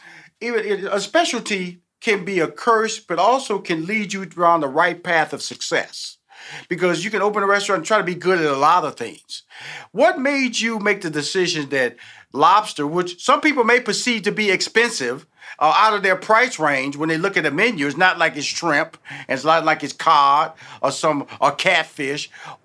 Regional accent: Houston, Texas, United States; and I'm from Houston, Texas, born and raised.

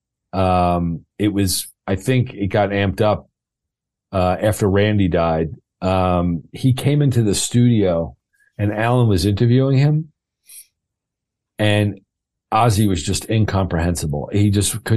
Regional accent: Hicksville, New York, United States; I grew up in Hicksville, Long Island, home of … and Lorraine Bracco from The Sopranos

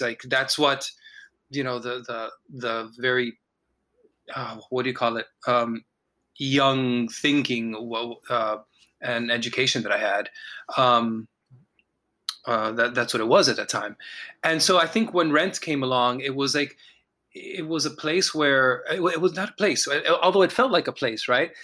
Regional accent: Miami, Florida, United States; I was born in Miami, Florida, and you know raised in a community

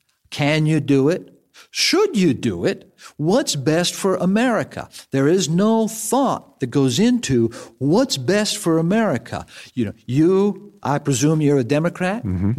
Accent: New York City, New York, United States; now in Phoenix, United States; from my home state, from New York City.

